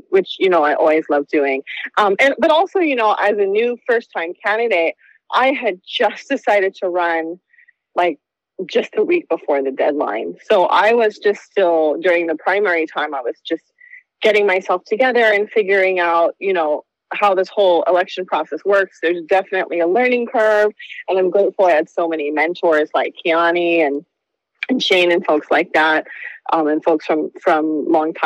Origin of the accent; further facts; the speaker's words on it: Dana Point, California, United States; moved away as an adult; also born or lived in New York; now in Maui, United States; I grew up in Dana Point